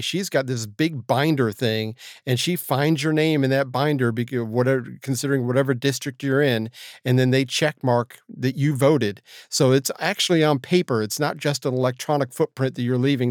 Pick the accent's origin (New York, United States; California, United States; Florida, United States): Florida, United States; my hometown of Florida